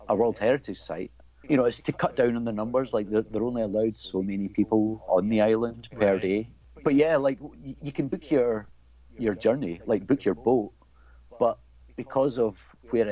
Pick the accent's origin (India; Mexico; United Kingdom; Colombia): United Kingdom; Scotland; being Scottish